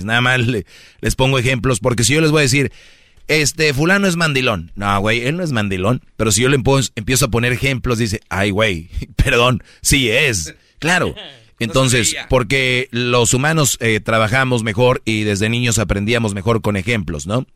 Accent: Monterrey, Nuevo León, Mexico; soy de Monterrey

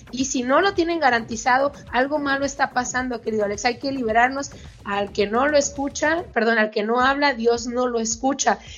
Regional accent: Mexico; Yo también soy mexicana como periodista y yo también puedo, desde mi trinchera como ciudadana, levantar la voz, ¿no?

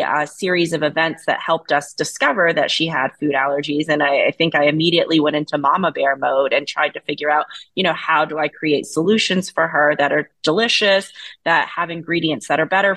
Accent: Fayetteville, North Carolina, United States; moved away; So I grew up in a small town in North Carolina. I'm from Fayetteville, North Carolina.

